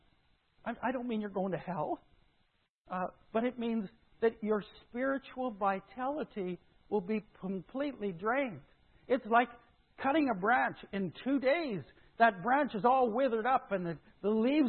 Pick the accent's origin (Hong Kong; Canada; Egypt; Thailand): Canada; Saskatchewan; moved away; also born or lived in Modesto, California / Mill Valley, California; I grew up in Saskatchewan.